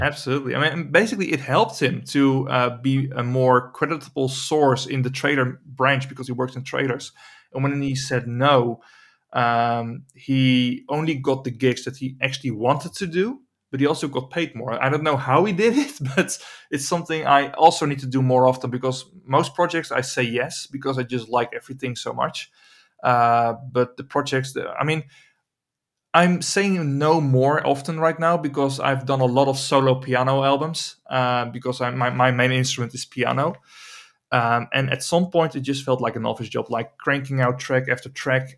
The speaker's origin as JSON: {"language": "English", "town": "Emmeloord", "region": "Flevoland", "country": "Netherlands", "tie": "born or raised there", "said": "I'm trying to build a studio here in my hometown of Emmeloord"}